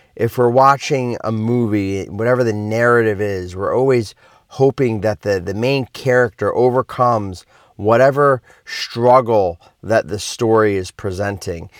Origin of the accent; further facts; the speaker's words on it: Philadelphia, Pennsylvania, United States; moved away; I'm originally from Philly